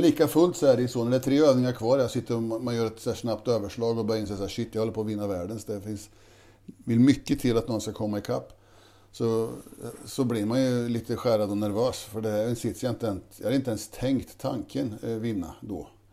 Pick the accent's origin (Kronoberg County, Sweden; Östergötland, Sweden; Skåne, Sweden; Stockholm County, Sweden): Östergötland, Sweden; Tidersrum; born or raised there